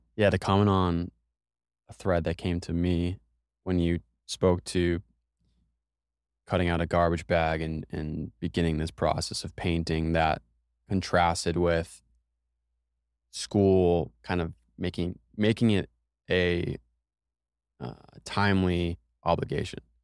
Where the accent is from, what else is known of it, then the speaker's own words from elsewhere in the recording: United States; we're both from America